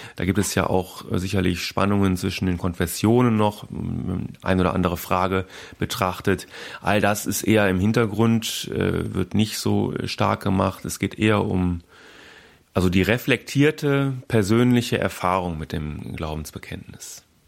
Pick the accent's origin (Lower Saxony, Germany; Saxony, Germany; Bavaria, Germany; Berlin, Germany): Berlin, Germany; da kann ich glaube ich auch als Berliner äh, sagen